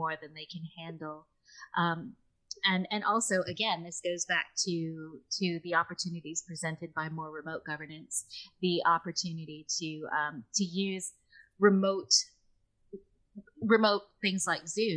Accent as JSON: {"language": "English", "country": "United States", "accent": "American", "moved": "yes", "lives_now": "United Kingdom", "said": "I am from America."}